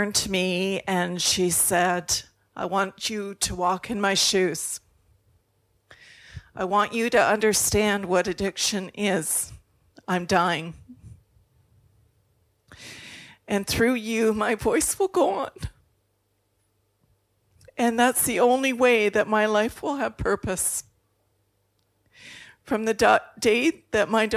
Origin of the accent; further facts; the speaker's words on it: Canada; I'm from Canada